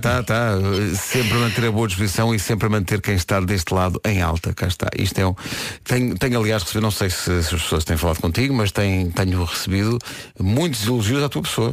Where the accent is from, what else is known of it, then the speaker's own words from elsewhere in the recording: Lisbon, Portugal; a maternidade onde nasci é onde é hoje a maternidade, a, eh, a, eh, eh, o Hospital Dona Estefânia